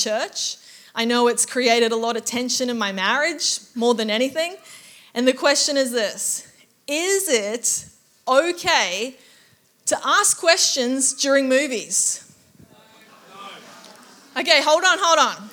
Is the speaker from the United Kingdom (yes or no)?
no; Auckland, New Zealand; now in Gold Coast, Australia; I grew up in Auckland, New Zealand